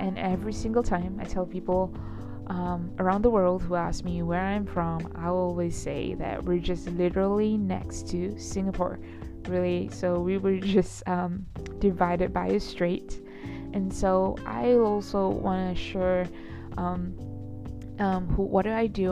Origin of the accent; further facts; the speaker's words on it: Johor Bahru, Johor, Malaysia; also born or lived in Kuala Lumpur, Malaysia; I was born and raised in Malaysia, and I was born and raised in Johor Bahru